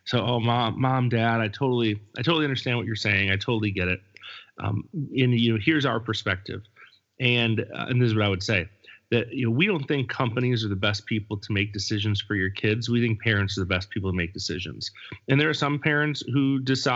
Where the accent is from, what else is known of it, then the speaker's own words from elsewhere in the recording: Buffalo, New York, United States; now in California, United States; my upbringing in Buffalo